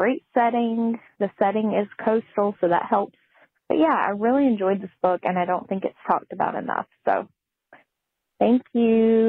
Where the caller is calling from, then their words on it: Raleigh, North Carolina, United States; I'm calling in from Raleigh, North Carolina, about my favorite beach read.